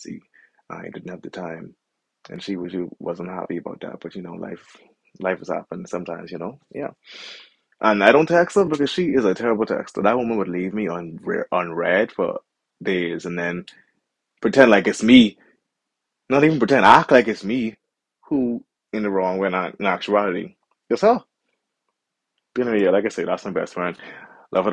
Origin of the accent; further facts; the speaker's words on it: Bahamas; moved away as an adult; when I was growing up in the Bahamas and I was still living under her roof